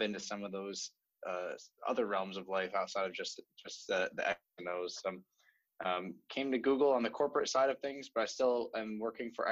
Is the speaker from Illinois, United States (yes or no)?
no; New York, United States; moved away as an adult; now in California, United States; I grew up on the East Coast in New York